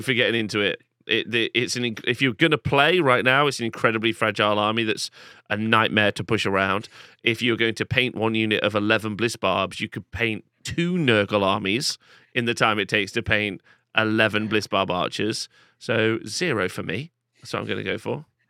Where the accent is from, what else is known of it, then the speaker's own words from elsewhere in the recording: England, United Kingdom; but I'm English